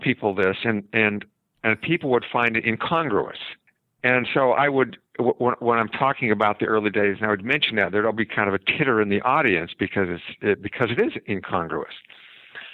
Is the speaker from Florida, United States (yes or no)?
no; Salt Lake City, Utah, United States; I grew up in Utah and Salt Lake City.